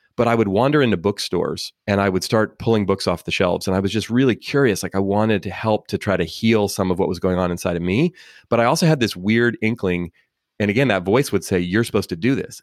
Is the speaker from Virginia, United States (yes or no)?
no; Oakland, California, United States; I grew up in Oakland, California